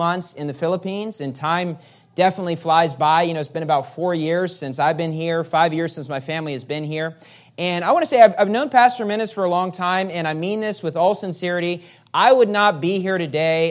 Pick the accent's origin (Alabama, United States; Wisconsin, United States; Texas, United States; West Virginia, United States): West Virginia, United States; moved away as an adult; also born or lived in California; I'm from West Virginia, and which is very different than California.